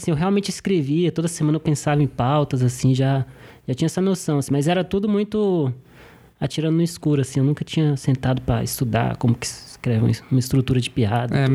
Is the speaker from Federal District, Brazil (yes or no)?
yes; Brasília, Federal District, Brazil; Sou de Brasília.